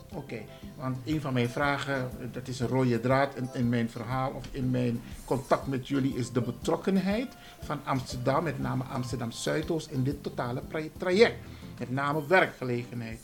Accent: Suriname; now in Netherlands; ik, ik, ik kom natuurlijk uit Suriname

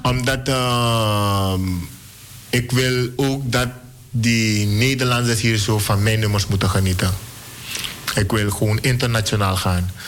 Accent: Suriname; moved away; Ik voel me een Surinamer. Ik ben een Surinamer.

